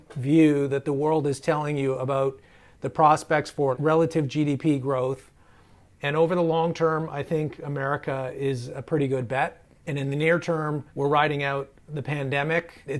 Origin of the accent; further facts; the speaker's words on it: Canada; being Canadian